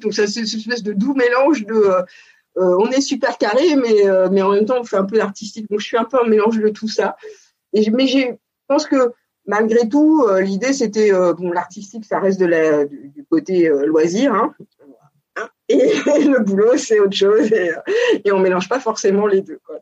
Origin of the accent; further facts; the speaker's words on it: Paris region, Île-de-France, France; also born or lived in Montpellier; j'ai euh, toujours vécu en région parisienne avec, euh, je dirais, une enfance assez assez choyée quand même, en pavillon de banlieue